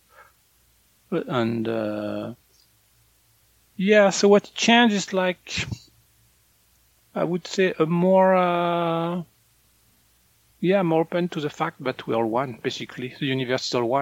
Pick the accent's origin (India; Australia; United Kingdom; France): France; northern France; moved away; in France, when I was a kid, people were shocked when people would eat corn.